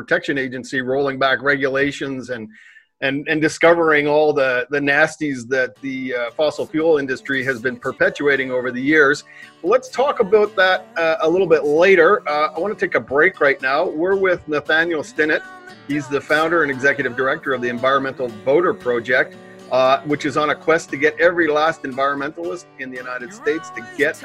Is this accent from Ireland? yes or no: no; Canada; I'm a Canadian